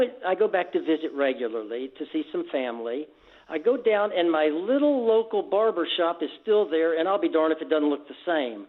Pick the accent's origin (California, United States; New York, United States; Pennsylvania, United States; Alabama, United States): Alabama, United States; Birmingham; moved away as an adult; also born or lived in Texas / Houston; now in San Diego, United States; I grew up in Alabama. I went through high school in Birmingham